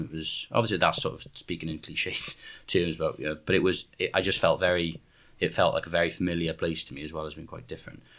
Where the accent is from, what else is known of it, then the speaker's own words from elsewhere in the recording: South Wales, United Kingdom; I'm from South Wales